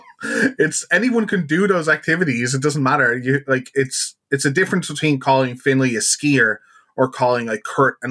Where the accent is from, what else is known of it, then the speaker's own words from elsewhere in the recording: Ireland; as an Irishman